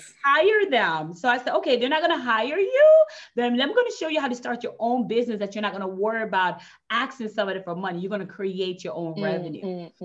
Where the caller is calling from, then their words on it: Florida, United States; I'm in Florida. I'm in Florida.